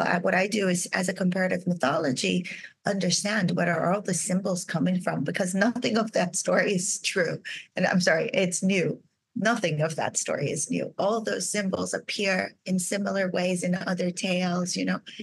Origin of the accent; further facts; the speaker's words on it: Brazil; moved away as an adult; I was raised in Brazil.